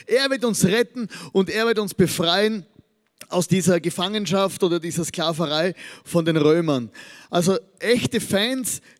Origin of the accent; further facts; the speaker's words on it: Austria; Als Österreicher hat man natürlich äh, bei, bei der Fußball-WM nichts zu lachen. Auf der einen Seite, weil wir ja nicht dabei sind.